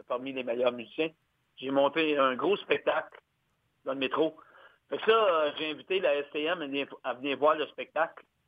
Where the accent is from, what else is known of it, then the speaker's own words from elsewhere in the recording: Gatineau, Quebec, Canada; moved away as an adult; now in Montreal, Canada; je viens de l'Outaouais, moi. Gatineau, à l'Ottawa, dans ces coins-là